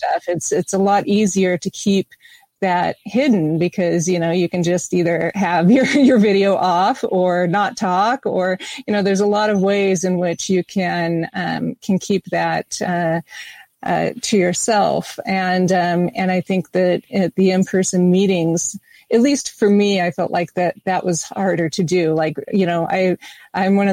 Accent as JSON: {"language": "English", "country": "United States", "said": "I am American"}